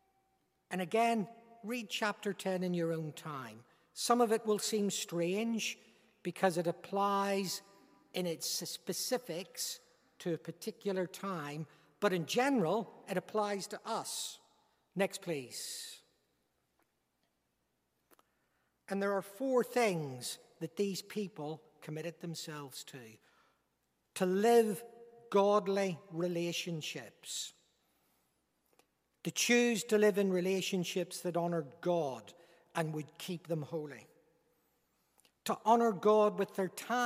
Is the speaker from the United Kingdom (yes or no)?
yes; Northern Ireland, United Kingdom; by my accent, you recognize I'm not an Englishman. I'm a Northern Irishman